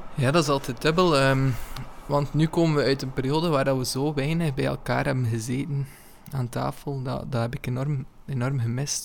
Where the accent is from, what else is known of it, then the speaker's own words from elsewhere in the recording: Ypres, Flanders, Belgium; now in Kortrijk, Belgium; ik ben geboren in Yper